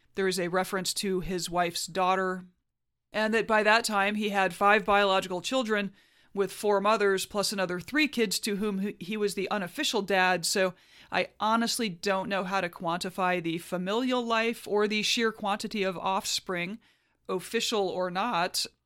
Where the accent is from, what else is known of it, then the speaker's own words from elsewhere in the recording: Huntsville, Alabama, United States; my hometown of Huntsville, Alabama.